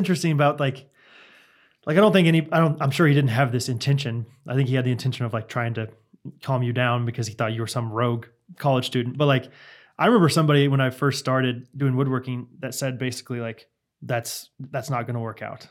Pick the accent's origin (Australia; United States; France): United States; Kansas; I'm literally in the middle of the United States